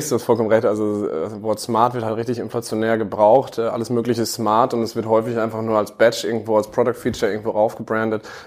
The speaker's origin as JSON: {"language": "German", "region": "North Rhine-Westphalia", "country": "Germany", "tie": "born there", "said": "32 Jahre, geboren im Münsterland"}